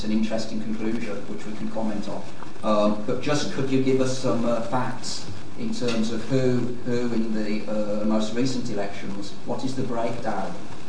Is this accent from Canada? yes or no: no; London, United Kingdom; also born or lived in Palestine; I'm a Londoner. I lived and worked in Palestine in the past.